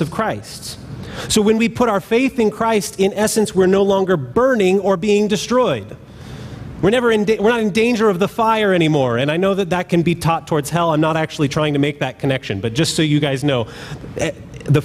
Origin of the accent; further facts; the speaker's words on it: California, United States; When I was young, I grew up in California